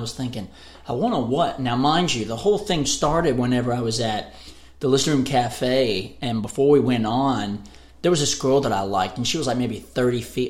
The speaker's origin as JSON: {"language": "English", "town": "Waco", "region": "Texas", "country": "United States", "tie": "born or raised there", "also_born_or_lived": "Hillsboro, Texas", "moved": "yes", "lives_now": "Nashville, United States", "said": "I grew up in Waco, Texas."}